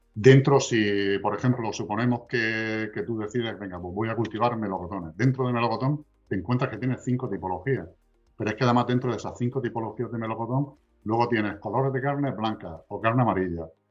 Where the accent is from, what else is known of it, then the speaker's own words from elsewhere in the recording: Region of Murcia, Spain; somos la región de Murcia